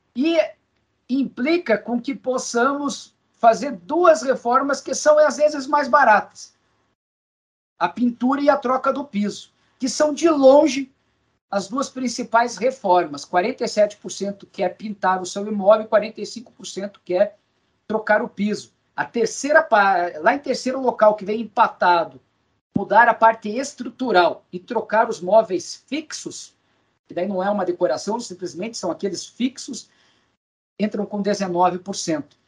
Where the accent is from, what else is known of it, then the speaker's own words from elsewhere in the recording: Brazil; enquanto brasileiro